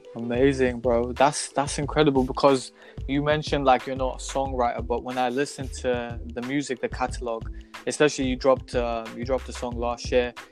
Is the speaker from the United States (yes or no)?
no; Glasgow, Scotland, United Kingdom; because we were just some kids growing up in Glasgow